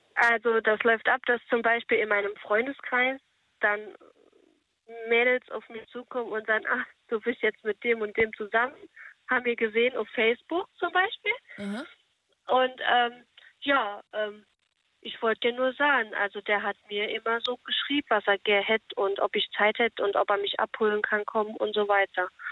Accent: Saarland, Germany; Ich komme aus dem Saarland

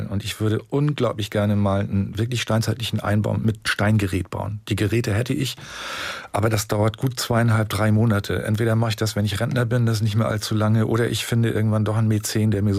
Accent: Rendsburg, Schleswig-Holstein, Germany; now in Baden-Württemberg, Germany; ich habe, wie gesagt, oben nach dem Abitur äh, Tischler gelernt in meiner Heimat in Rendsburg

